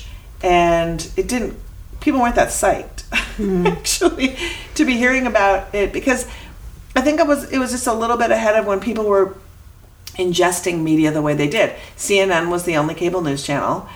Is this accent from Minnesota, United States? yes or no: yes; Minnesota, United States; moved away; I'm from Minnesota